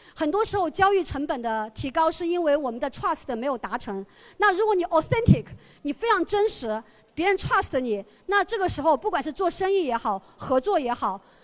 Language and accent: Chinese; China; 我成长在中国，我从小没有接触过英文的脱口秀，我也从小没有接受过国外的那种熏陶